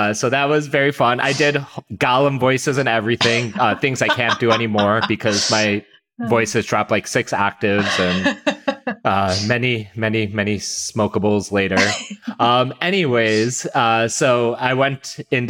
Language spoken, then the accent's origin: English; Hoffman Estates, Illinois, United States; I grew up in the Hoffman Estate, South Barrington area